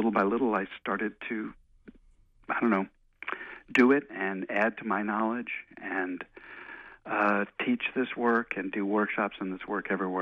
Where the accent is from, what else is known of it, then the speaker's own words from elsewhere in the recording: outside New York, United States; moved away as an adult; also born or lived in Chicago; I grew up outside New York and went to school in Chicago